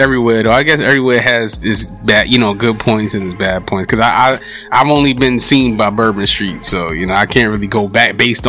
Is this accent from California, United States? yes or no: no; New York City, New York, United States; the Harlem I grew up in.